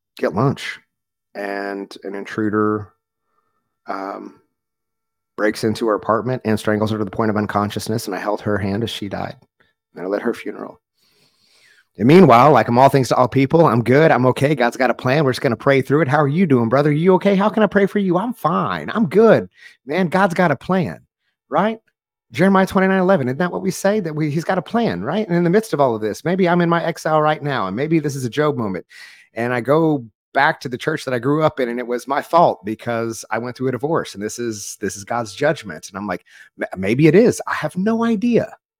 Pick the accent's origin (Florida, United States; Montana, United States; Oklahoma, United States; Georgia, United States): Oklahoma, United States; rural; grew up in a small Southern Baptist church in rural Oklahoma